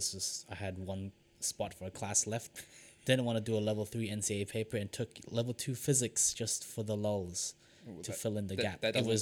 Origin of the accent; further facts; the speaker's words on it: Philippines; The one thing I didn't apply for was nursing, because I'm Filipino and I vehemently did not want to be the stereotype of being a Filipino nurse.